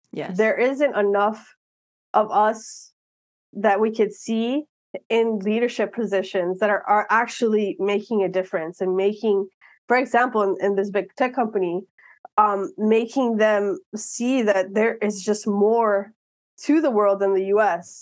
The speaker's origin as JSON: {"language": "English", "town": "Miami", "region": "Florida", "country": "United States", "tie": "born or raised there", "said": "I was born and raised in Miami"}